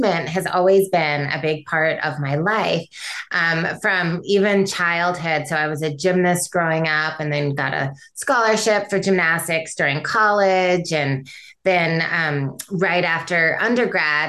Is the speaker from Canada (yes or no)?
no; Michigan, United States; I grew up in Michigan